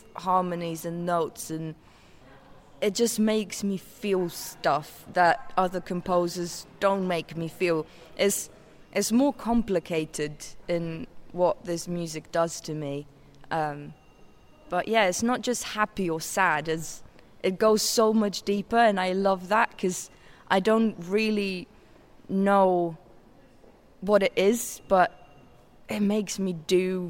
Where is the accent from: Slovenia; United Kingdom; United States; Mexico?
Slovenia; I'm from Slovenia